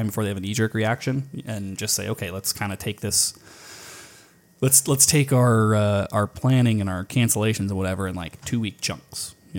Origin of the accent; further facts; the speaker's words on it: Scotland, United Kingdom; and it's like, dude, we're Scottish. We don't give a fuck.